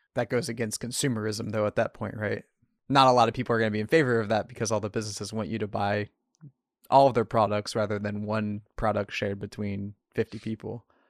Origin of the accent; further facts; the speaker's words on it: the middle of Ohio, United States; now in Portland, United States; I was raised in Trump country in the middle of Ohio.